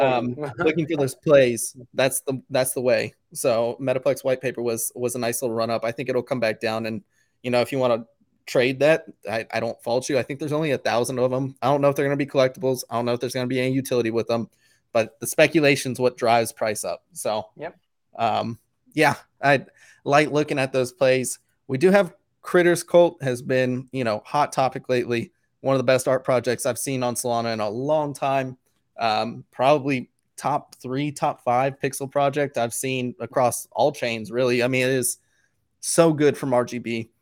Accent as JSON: {"language": "English", "country": "Canada", "said": "Did you get any, you know, we're all Canadian."}